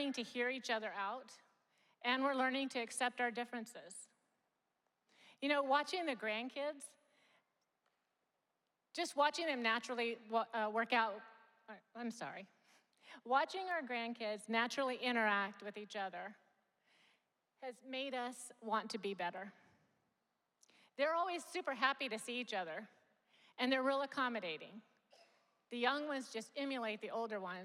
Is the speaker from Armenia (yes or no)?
no; Japan; moved away; I grew up in Japan.